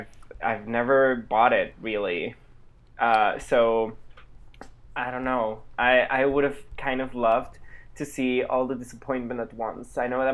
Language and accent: English; Spain; I am a Spanish boy who lives in Barcelona